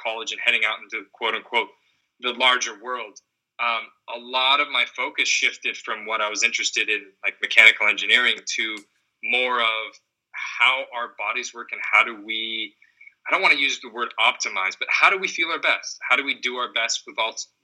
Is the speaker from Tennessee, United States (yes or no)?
no; Seattle, Washington, United States; Growing up in Seattle